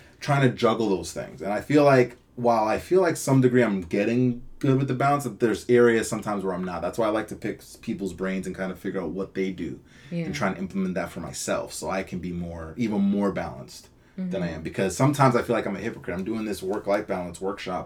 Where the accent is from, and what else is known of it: Toronto, Ontario, Canada; also born or lived in Guyana / United States